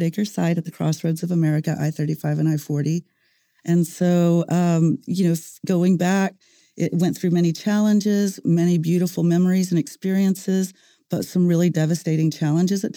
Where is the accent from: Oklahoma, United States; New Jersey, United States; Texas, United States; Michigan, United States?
Oklahoma, United States; Mustang; also born or lived in Washington, D.C.; I grew up in Mustang